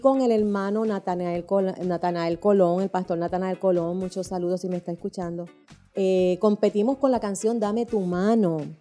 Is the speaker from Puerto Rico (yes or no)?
yes; San Juan, Puerto Rico; vivíamos mucha gente ahí en esa comunidad en San Juan y en San Juan, soy de San Juan, oriunda de allá